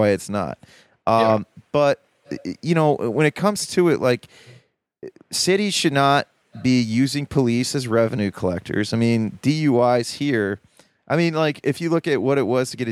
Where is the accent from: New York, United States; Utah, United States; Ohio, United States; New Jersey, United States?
Ohio, United States; Columbus; moved away; also born or lived in Baltimore, Maryland; I'm from the Midwest